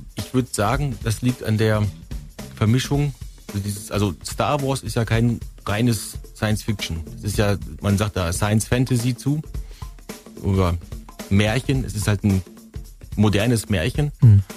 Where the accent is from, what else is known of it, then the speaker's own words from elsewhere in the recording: North Rhine-Westphalia, Germany; moved away; Ich komme ja aus Westfalen